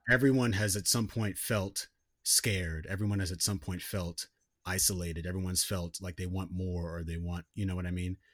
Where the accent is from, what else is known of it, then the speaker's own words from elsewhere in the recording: United States; growing up in America, like, I never really had any identification with, like, being an American person.